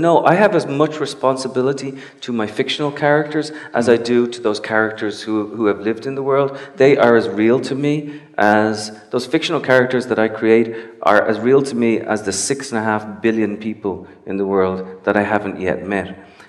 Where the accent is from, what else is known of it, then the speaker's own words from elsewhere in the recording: Cincinnati, Ohio, United States; born there; now in New York, United States; I was born in Cincinnati. I moved to New York because it was boring.